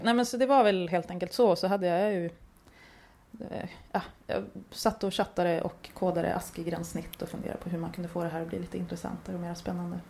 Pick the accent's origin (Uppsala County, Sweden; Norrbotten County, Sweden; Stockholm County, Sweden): Norrbotten County, Sweden; jag är uppvuxen i Norrbotten